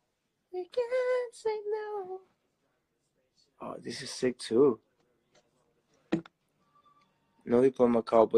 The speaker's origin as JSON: {"language": "English", "town": "Montreal", "region": "Quebec", "country": "Canada", "said": "No, we're from Montreal, Canada."}